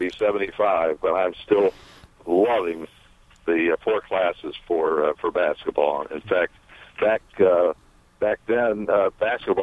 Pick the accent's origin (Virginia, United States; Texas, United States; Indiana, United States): Indiana, United States; South Bend; moved away as an adult; now in Carmel, United States; I have lived in Carmel for 44 years, but I was born and raised in South Bend